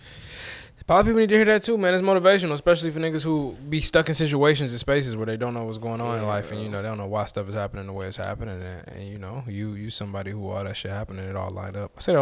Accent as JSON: {"language": "English", "town": "Detroit", "region": "Michigan", "country": "United States", "said": "I am a nigga from Detroit."}